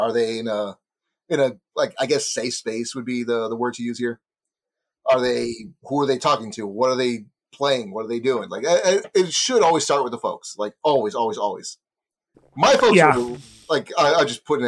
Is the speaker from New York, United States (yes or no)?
no; Texas, United States; Speaking as a Texan